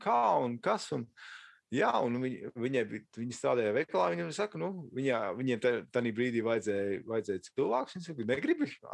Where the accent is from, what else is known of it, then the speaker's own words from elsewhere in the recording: Latvia; now in Los Angeles, United States; mēs esam latvieši, mēs, mēs runājam latviešu